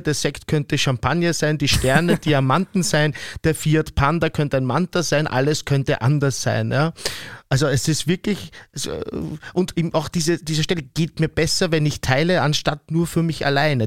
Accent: Vienna, Austria; wir schon als Wiener oder als Österreicherinnen und Österreicher, Wienerinnen und Wiener

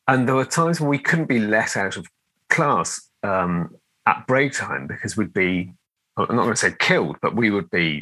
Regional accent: Liverpool, North West England, United Kingdom; I grew up in Liverpool, and I was born in 1969, so I was growing up in Liverpool in the kind of 70s era

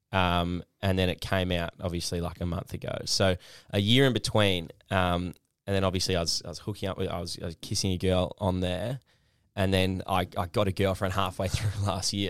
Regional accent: Perth, Western Australia, Australia; now in Melbourne, Australia; the Perth I kinda grew up

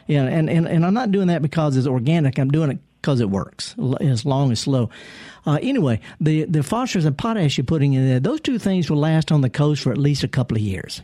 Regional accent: Indianola, Mississippi, United States; Indianola, my hometown. I'm from Indianola. I used to deliver the newspaper there

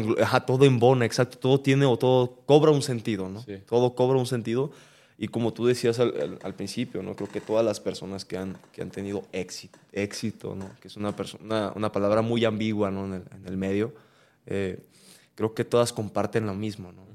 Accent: Mexico; nosotros eh, como mexicanos

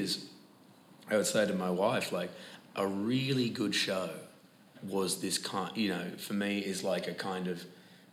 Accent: Perth, Western Australia, Australia; accent: broad Australian; moved away; I grew up in Perth, Western Australia, where sport was very important

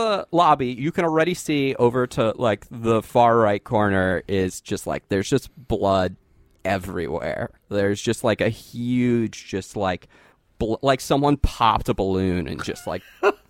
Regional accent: United States; I'm from America, like you.

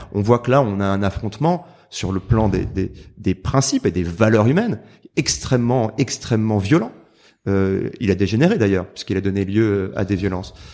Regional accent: Marseille, Provence-Alpes-Côte d'Azur, France; je suis marseillais

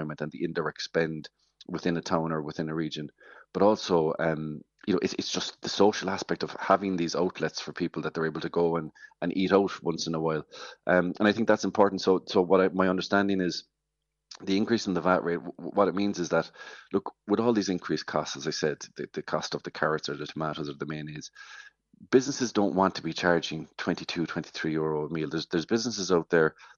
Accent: West Cork, Munster, Ireland; I'm from West Cork and tourism is everything. You know, it's such a big part of what we do down here

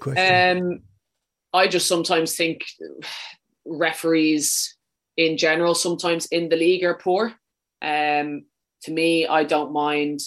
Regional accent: Wicklow, Leinster, Ireland; accent: a bit too much of a Dublin accent; moved away as an adult; also born or lived in Dublin / Sweden / London; now in Birmingham, United Kingdom; I'm from Wicklow.

